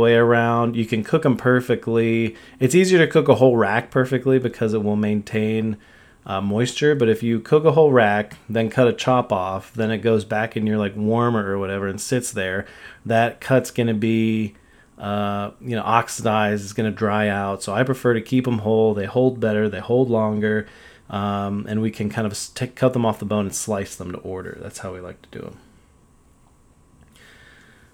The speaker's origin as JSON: {"language": "English", "region": "Texas", "country": "United States", "said": "as a Texan"}